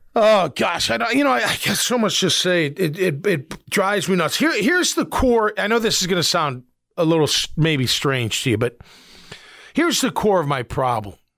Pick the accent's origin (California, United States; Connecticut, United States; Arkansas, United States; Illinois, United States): Illinois, United States; Chicago; moved away; I grew up in Chicago